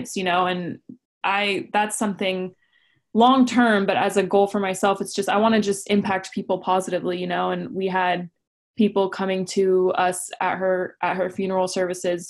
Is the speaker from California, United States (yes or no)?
yes; Orange County, California, United States; the way I grew up in Orange County